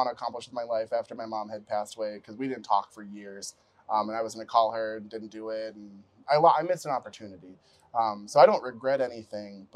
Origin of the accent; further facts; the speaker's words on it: Utah, United States; moved away as an adult; now in Twin Cities, United States; I'm originally from Utah.